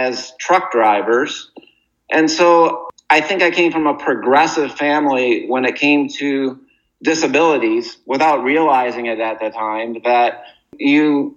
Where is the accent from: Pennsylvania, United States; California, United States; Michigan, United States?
Michigan, United States; Muskegon; moved away as an adult; so then I grew up in Muskegon, Michigan, and I went to public schools with no special accommodations.